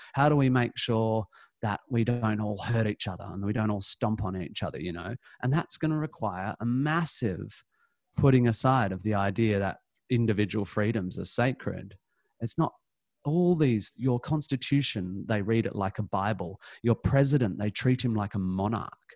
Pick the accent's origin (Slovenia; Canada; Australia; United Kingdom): Australia; Perth, Western Australia; moved away; I come from Perth